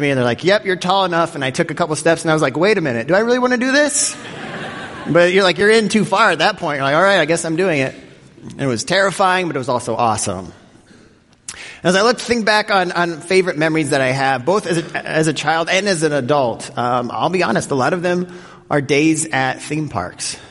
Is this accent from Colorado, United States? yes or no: yes; Denver, Colorado, United States; growing up in Denver, Colorado, every year my family would go to Elitch Gardens